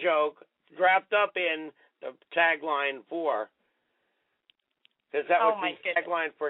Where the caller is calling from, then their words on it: New York, United States; I'm calling from New York in Rockland County. … you know me as … on Twitter.